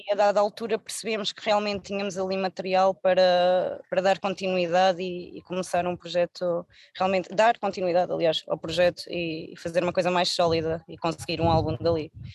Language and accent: Portuguese; Algarve, Portugal; ouve-se muito também na minha zona, eu sou algarvia